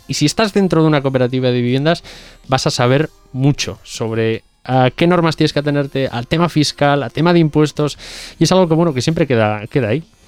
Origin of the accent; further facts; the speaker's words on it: Hermo, Basque Country, Spain; en Bilbao, eh, en Hermo, que por ejemplo es de donde soy yo